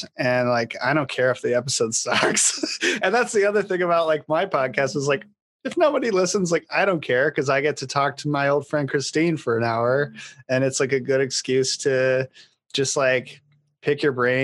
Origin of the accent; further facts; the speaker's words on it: New York, United States; Even though I'm from New York, I had only been there twice